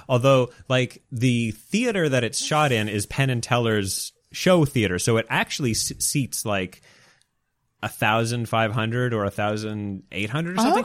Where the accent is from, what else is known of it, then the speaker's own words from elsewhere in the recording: Canada; I'm Canadian